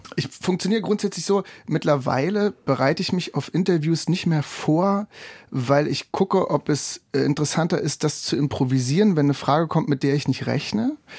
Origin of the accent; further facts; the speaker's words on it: Anklam, Mecklenburg-Vorpommern, Germany; Ich bin geboren in Anklam